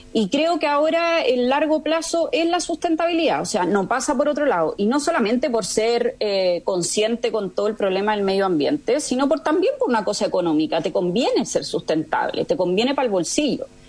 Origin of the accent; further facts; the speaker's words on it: Chile; moved away as an adult; also born or lived in Spain / France / Amsterdam, Netherlands; soy chilena, pero me fui a vivir muy chica a España a los 18 años